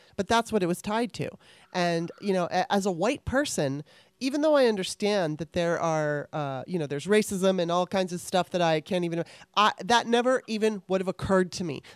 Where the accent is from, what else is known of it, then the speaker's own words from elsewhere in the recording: Los Angeles, California, United States; I grew up in Los Angeles, California